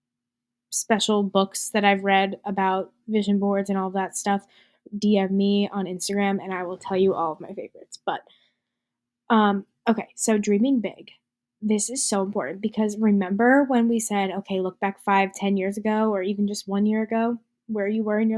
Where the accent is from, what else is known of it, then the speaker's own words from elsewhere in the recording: New Jersey, United States; I'm from New Jersey